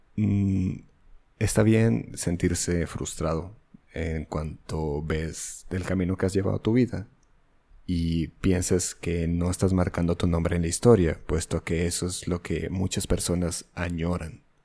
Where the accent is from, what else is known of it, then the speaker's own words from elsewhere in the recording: Mexico; Yo soy un mestizo, yo soy mexicano, no soy otra cosa.